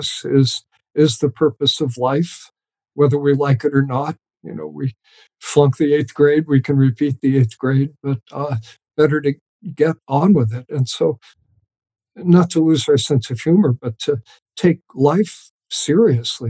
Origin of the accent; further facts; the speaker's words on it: New York, United States; moved away; I grew up just outside of New York City